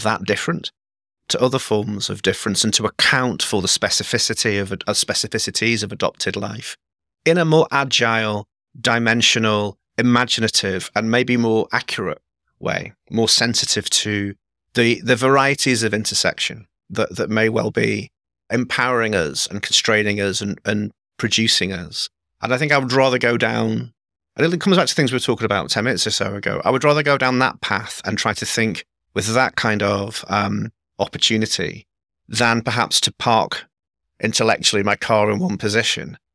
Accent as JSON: {"language": "English", "region": "England", "country": "United Kingdom", "tie": "born or raised there", "said": "I was raised by Scottish parents in England."}